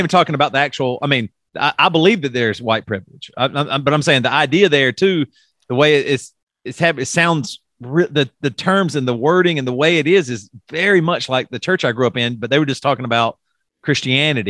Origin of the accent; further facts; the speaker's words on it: South Carolina, United States; I grew up in South Carolina